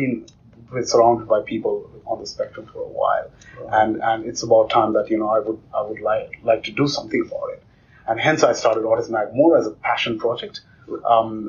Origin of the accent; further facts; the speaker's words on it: India; I grew up in India in a remote village